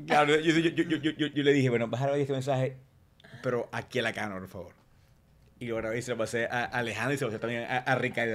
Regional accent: Maracaibo, Zulia, Venezuela; Yo, soy de Maracaibo, Estado Zulia

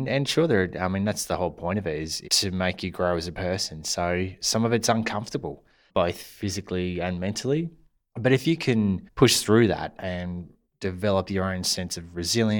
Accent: Puckapunyal, Victoria, Australia; Probably the best memory of that would be growing up in Pakapanyal.

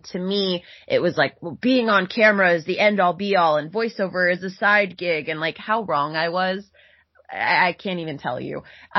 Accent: Boca Raton, Florida, United States; I'm from Florida originally, Boca Raton

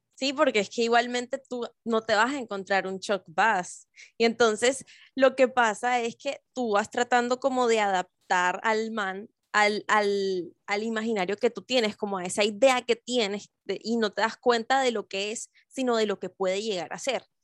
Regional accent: Barranquilla, Atlántico, Colombia; now in Bogotá, Colombia; porque las dos vivimos en Bogotá, pero somos de Barranquilla

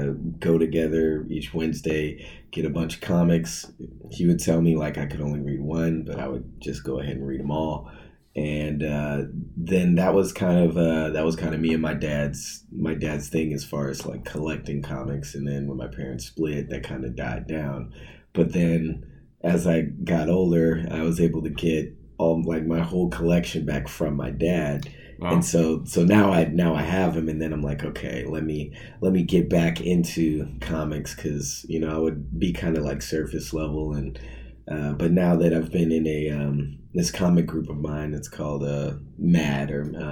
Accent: Portland, Oregon, United States; Home for me is, I would say, Portland, Oregon. Okay. I'm an Army brat, so I've done all kinds of moving around everywhere, but my dad and his family is from Portland

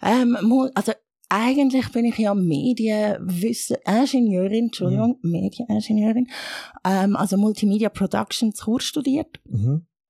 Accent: Erlenbach, Zurich, Switzerland; first language Arabic; also born or lived in Egypt / Chur / Regensdorf / Langnau am Albis; ich bin so ein Mixmax, wo in Ägypten geboren worden ist, aber äh, in der Schweiz aufgewachsen.

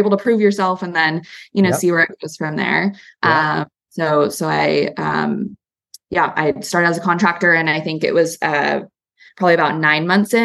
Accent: California, United States; also born or lived in New York / San Francisco; as a Californian to walk into the Empire State Building every day for work.

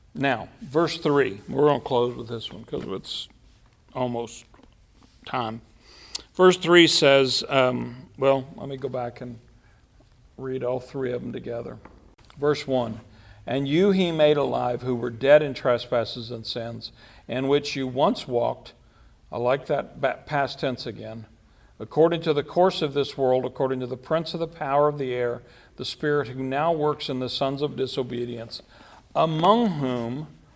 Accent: United States; I'm an American

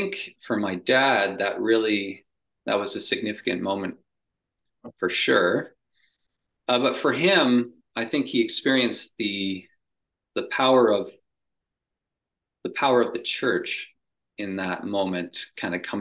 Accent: Cambridge, Ontario, Canada; moved away as an adult; I grew up in Cambridge, Ontario, Canada.

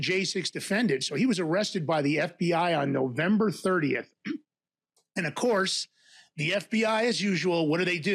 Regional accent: New York City, New York, United States; also born or lived in Tarrytown, New York / White Plains, New York; now in Denver, United States; I'm from, I grew up in Fordham Road in the Bronx, was born in Tarrytown, New York

